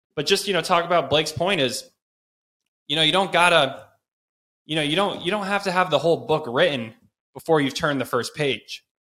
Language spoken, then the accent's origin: English; Chapel Hill, North Carolina, United States; I grew up in Chapel Hill, North Carolina